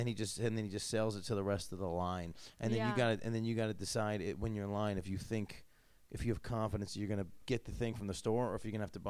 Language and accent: English; Syracuse, New York, United States; Because I'm from Syracuse.